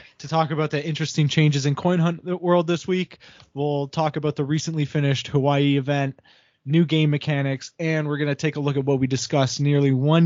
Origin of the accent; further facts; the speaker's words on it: Canada; Fellow Canadian